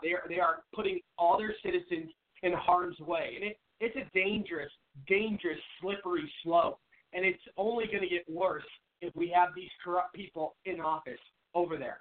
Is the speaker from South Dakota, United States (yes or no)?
no; Seattle, Washington, United States; moved away as an adult; now in Phoenix, United States; I'm originally from Seattle